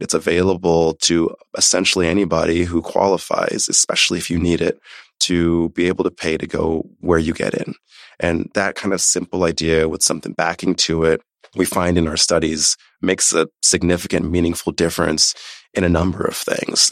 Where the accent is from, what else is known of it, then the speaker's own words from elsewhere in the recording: Omaha, Nebraska, United States; moved away; also born or lived in New York City / Haiti (family origin); I was born in New York City, grew up in Omaha, Nebraska.